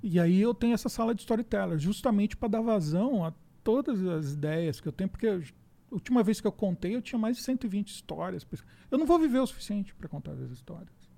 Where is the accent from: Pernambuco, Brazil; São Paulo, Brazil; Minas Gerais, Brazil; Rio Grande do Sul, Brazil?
São Paulo, Brazil; Osasco; Eu sou de Osasco